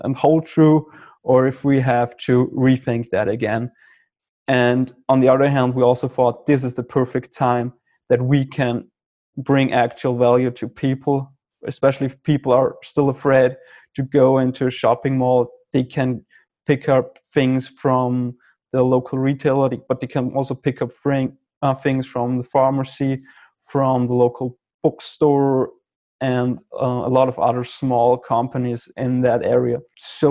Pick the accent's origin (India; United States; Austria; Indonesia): Austria; I'm from Austria